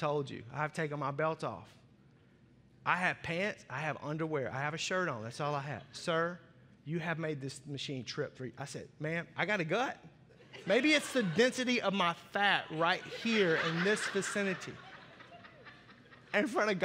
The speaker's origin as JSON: {"language": "English", "region": "Arkansas", "country": "United States", "tie": "born or raised there", "said": "I grew up in Arkansas"}